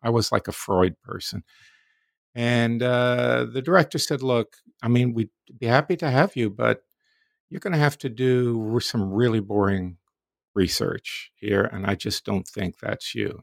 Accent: Florida, United States; also born or lived in New York City, United States; I grew up in the Deep South in Florida in the nineteen fifties and sixties

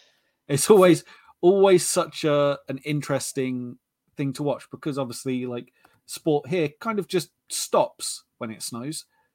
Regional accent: United Kingdom; We're British.

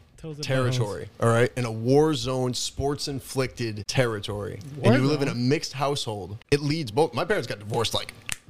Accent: Waterbury, Connecticut, United States; and raised in Waterbury, Connecticut.

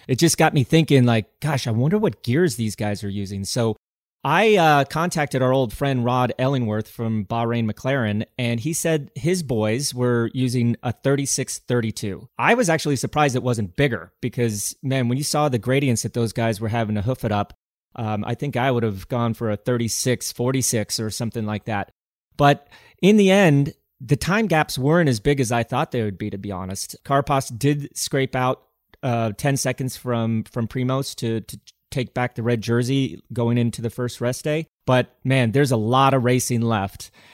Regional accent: United States; being an American

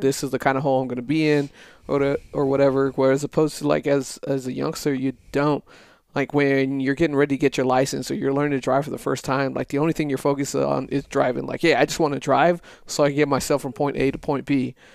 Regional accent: El Paso, Texas, United States; moved away as an adult; the first twenty years of my life was El Paso. Growing up there, going through school

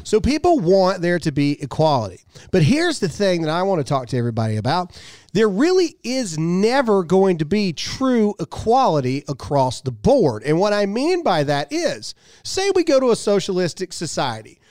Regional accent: Mississippi, United States; I'm from Mississippi

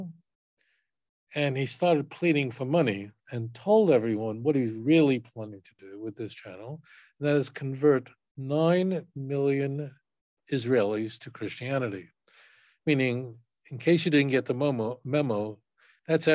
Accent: New York, United States; I grew up in New York

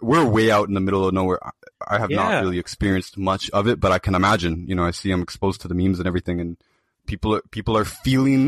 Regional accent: Toronto, Ontario, Canada; I'm from Toronto

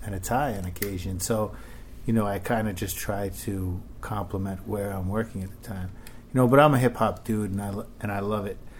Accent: New York City, New York, United States; I lived in Queens till I was about five

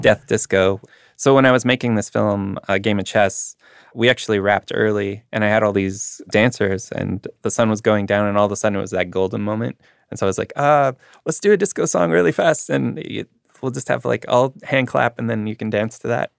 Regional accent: Winnipeg, Manitoba, Canada; growing up in Winnipeg

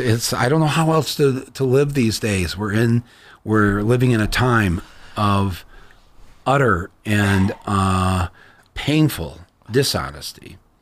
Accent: Michigan, United States; I'm from Michigan

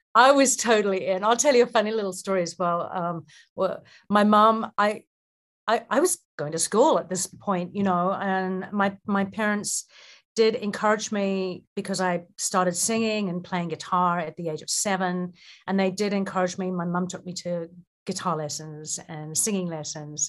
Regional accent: Auckland, New Zealand; moved away; I was raised in New Zealand, in Auckland

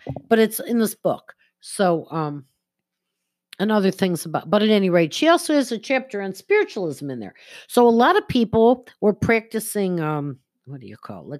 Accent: Buffalo, New York, United States; I was born in Buffalo

